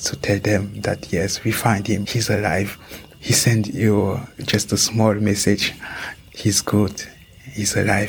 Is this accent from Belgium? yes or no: no; Ukraine; moved away as an adult; now in Switzerland; I came here because also I was running away from war. I came from Ukraine.